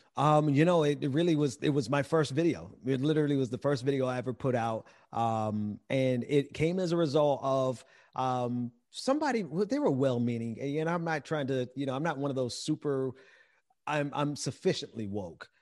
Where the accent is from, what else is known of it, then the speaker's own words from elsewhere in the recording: Mississippi, United States; I'm from Mississippi